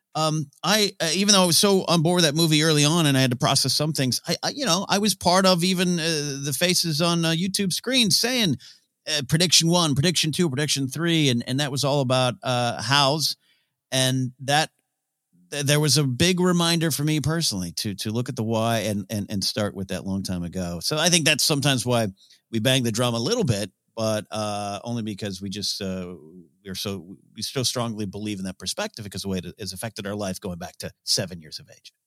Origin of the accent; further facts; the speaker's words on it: San Luis Obispo, California, United States; my hometown, uh, San Luis Obispo, Rio Grande, California